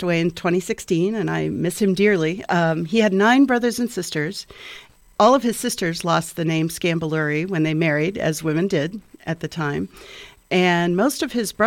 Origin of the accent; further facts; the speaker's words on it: Merrillville, Indiana, United States; moved away as an adult; also born or lived in Massachusetts; now in Bloomington, United States; I grew up in Merrillville, Indiana, which was actually Gary when I was born.